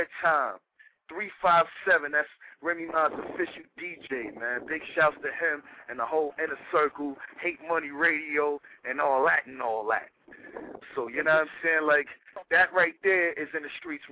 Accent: New York City, New York, United States; We grew up in Castle Hill together. I was on the 9th floor. He was on the 8th floor, 2280, in the same building

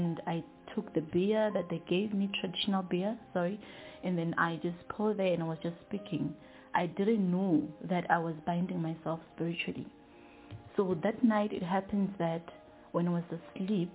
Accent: Kiani, Limpopo, South Africa; I was raised and born in Kiani, Limpopo

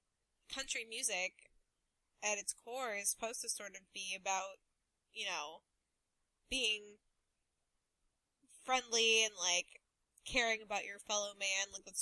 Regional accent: Chicago, Illinois, United States; I'm from Chicago

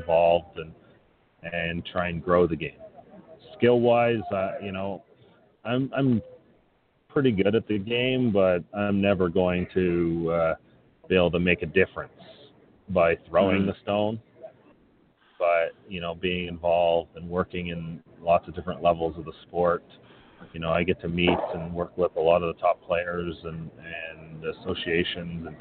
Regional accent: not far from Toronto, Ontario, Canada; I'm from Ontario, not far from Toronto

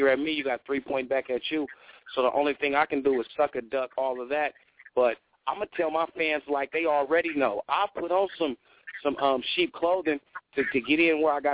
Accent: Sacramento, California, United States; I'm from Sacramento

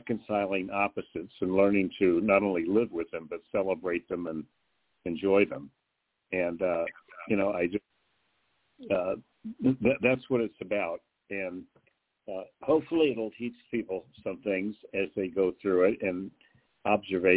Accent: Midwest, United States; moved away; also born or lived in the South / East Coast / West Coast; I'm born in the South, raised in the Midwest, studied on the East Coast, lived on the West Coast

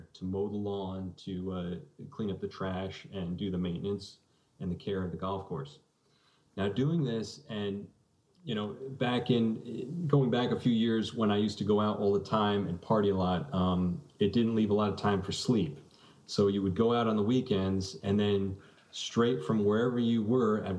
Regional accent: South Salem, New York, United States; my hometown of South Salem

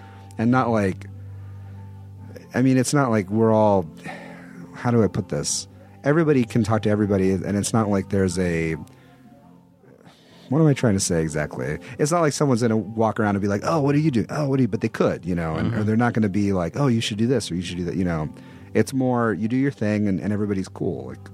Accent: Texas, United States; I'm from Texas, which is not a small town

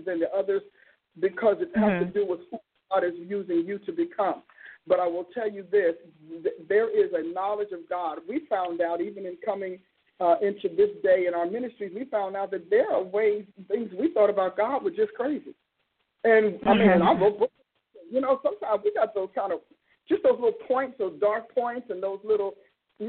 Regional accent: New Jersey, United States; born or raised there

